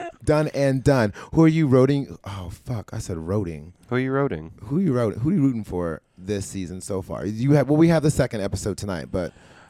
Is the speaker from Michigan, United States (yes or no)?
no; Connecticut, United States; now in New York City, United States; Because I'm from Connecticut. We don't see people on stage together there.